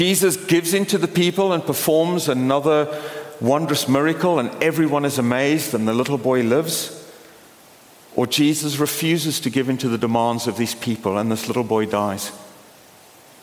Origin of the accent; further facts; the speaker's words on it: Port Elizabeth, Eastern Cape, South Africa; moved away; my hometown of Port Elizabeth